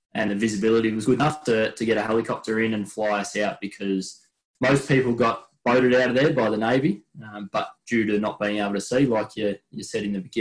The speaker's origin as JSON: {"language": "English", "town": "Melbourne", "region": "Victoria", "country": "Australia", "tie": "born or raised there", "said": "where we grew up, which was just on the outskirts of Melbourne"}